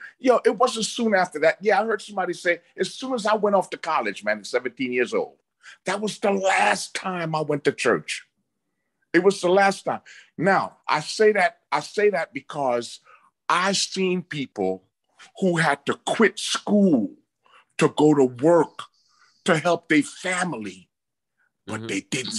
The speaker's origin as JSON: {"language": "English", "region": "New York", "country": "United States", "tie": "born or raised there", "also_born_or_lived": "Caribbean", "said": "I'm Caribbean too. I grew up in New York. That's all. I grew up from a young age."}